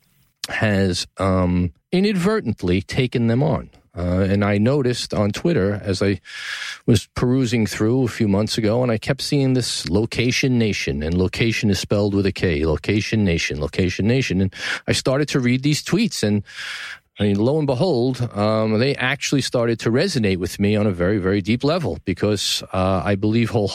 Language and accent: English; New York City, New York, United States; From the Gotham Podcast Studio in the heart of downtown New York City, my hometown